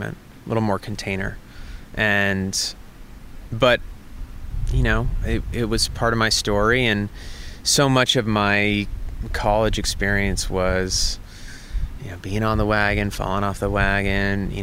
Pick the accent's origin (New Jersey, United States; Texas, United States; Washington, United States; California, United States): California, United States; Santa Barbara; I grew up in the Santa Barbara area